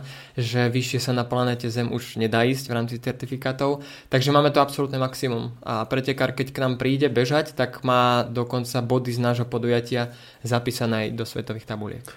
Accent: Prievidza, Trenčín Region, Slovakia; also born or lived in Bojnice; Prievidza preto, lebo odtiaľ to pochádzam, respektíve z Bojnic

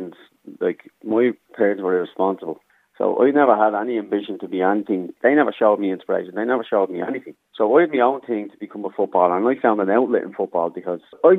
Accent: Dublin, Leinster, Ireland; also born or lived in Germany / London / Coolock, Dublin; Born in Darndale, so I was back 82, so grew up in Darndale as a young kid.

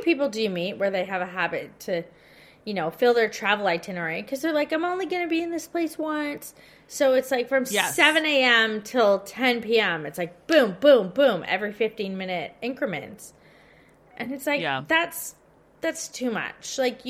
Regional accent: Victoria, Australia; So I'm thinking about this so much because I'm from Victoria and we've had, you know, the toughest restrictions out of all of Australia.

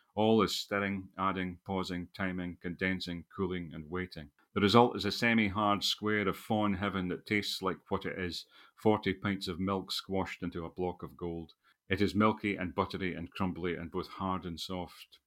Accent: Scotland, United Kingdom; also born or lived in England; a Scottish nationalist or a patriot

